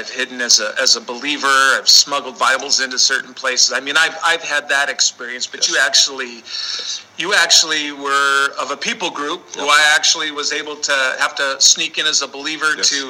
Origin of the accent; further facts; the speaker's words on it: United States; I love being an American, and I love that I was born in America.